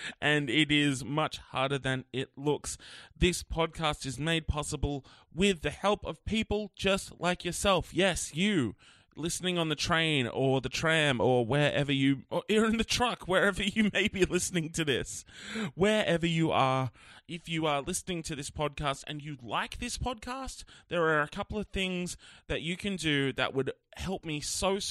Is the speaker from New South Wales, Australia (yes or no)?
yes; Wollongong, New South Wales, Australia; my hometown of Wollongong